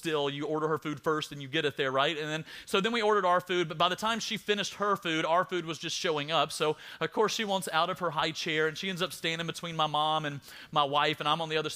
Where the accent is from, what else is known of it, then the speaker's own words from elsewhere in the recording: South Alabama, United States; I'm from South Alabama